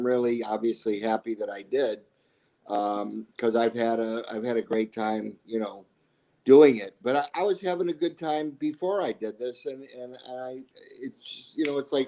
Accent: Chicago, Illinois, United States; moved away as an adult; now in Arizona, United States; being from Chicago

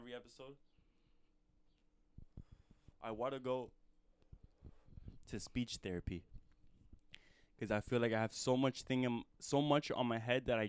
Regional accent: Texas, United States; Like, I'm from Texas, and I love it. You feel me? And there's Texas flags everywhere, bro.

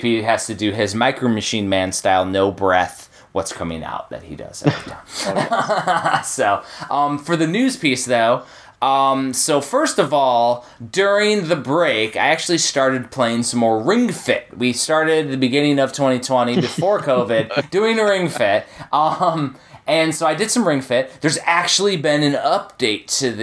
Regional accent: Chicagoland, Northwest Indiana, United States; also born or lived in Texas; now in Georgia, United States; I'm originally from Northwest Indiana, Chicagoland

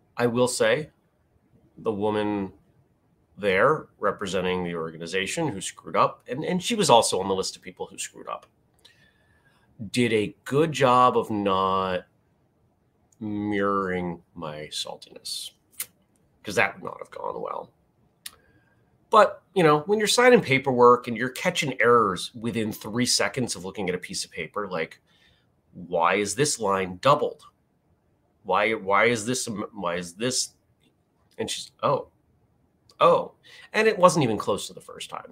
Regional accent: Maine, United States; I grew up in Maine

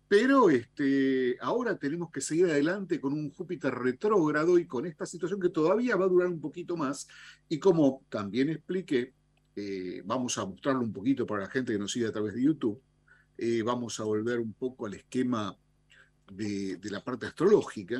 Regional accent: Argentina; como, como argentinos

